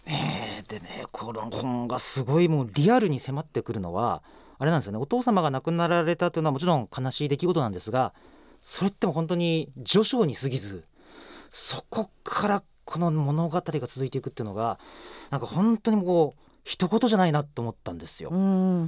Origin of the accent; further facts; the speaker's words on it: Saga, Japan; moved away as an adult; 私佐賀県出身なんですよ。